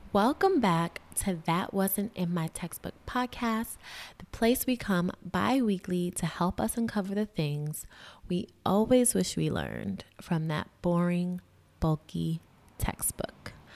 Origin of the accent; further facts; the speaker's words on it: New York City, New York, United States; also born or lived in Massachusetts; as a New Yorker, as a Harlemite